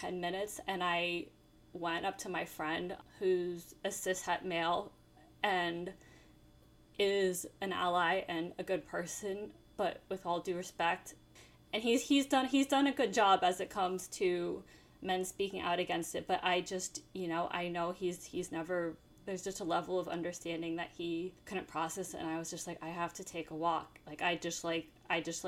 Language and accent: English; New York, United States; as a New Yorker